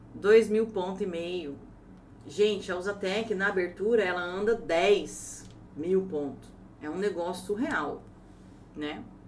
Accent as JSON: {"language": "Portuguese", "town": "Ourinhos", "region": "São Paulo", "country": "Brazil", "tie": "born or raised there", "said": "Se eu nasci em Ourinhos, estado de São Paulo, não sou brasileira?"}